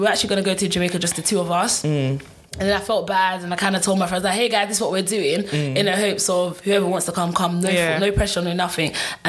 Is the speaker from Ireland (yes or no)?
no; Nigeria; even though I'm Nigerian, having a Nigerian wedding